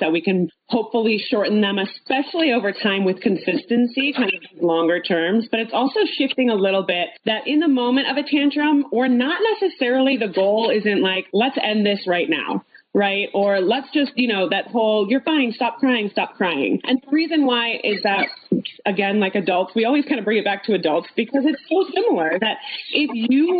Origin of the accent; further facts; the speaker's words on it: Los Angeles, California, United States; We grew up together in Los Angeles